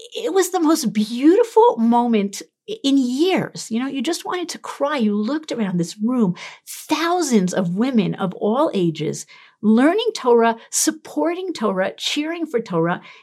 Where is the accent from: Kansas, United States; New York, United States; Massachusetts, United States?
New York, United States; New York City; moved away; I'm from Brooklyn